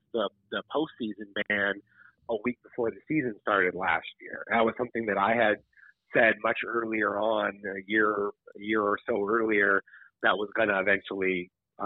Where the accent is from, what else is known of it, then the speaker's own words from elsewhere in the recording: Los Angeles, California, United States; now in Arizona, United States; I grew up living in Los Angeles, and coming to ASU